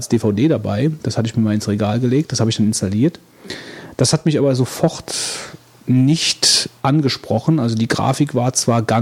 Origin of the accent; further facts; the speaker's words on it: Stockholm, Stockholm County, Sweden; ein großes Fest in Stockholm, meiner Heimatstadt, gemacht